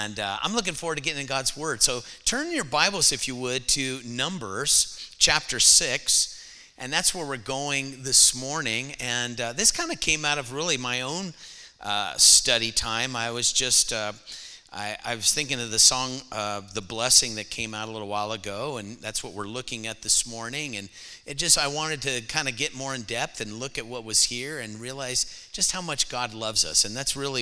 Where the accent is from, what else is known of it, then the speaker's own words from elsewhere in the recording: California, United States; moved away as an adult; now in Texas, United States; I was actually born in California, but I lived there 30 years